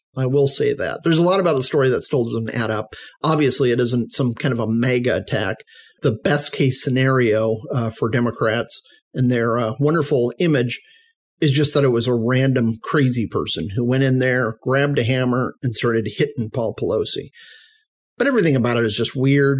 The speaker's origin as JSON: {"language": "English", "region": "Arizona", "country": "United States", "said": "In Arizona, my home state"}